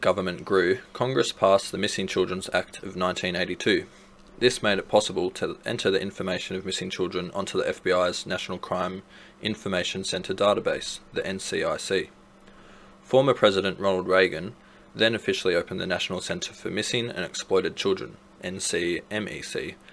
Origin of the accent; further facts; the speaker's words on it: Australia; we're from Australia